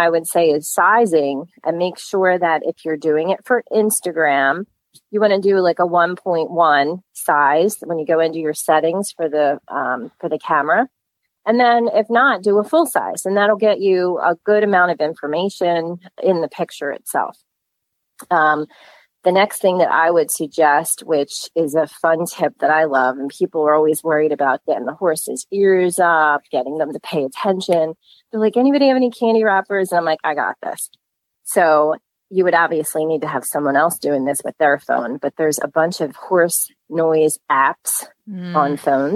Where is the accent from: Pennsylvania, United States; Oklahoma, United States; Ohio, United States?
Pennsylvania, United States; West Chester; I've been here my entire life